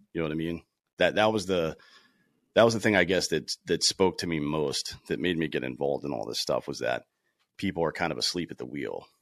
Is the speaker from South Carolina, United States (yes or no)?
yes; South Carolina, United States; I grew up in South Carolina, played baseball, uh, in high school